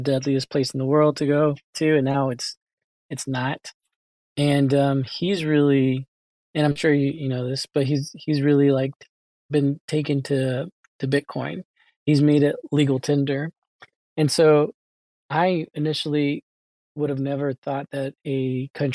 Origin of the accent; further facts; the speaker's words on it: United States; I was born here in the United States